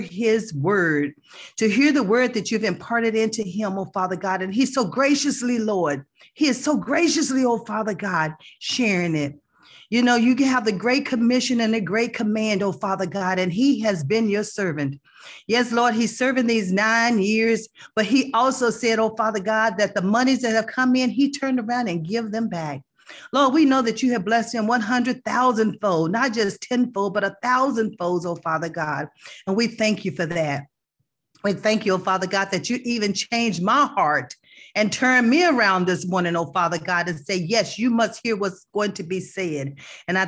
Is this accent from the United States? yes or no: yes; Texas, United States; also born or lived in Plano, Texas / Allen, Texas; I am from Texas too